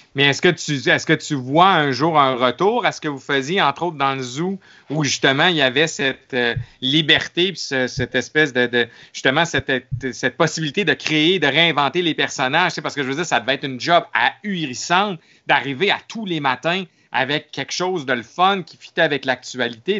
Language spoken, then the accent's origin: French; Quebec City, Quebec, Canada; je viens de Québec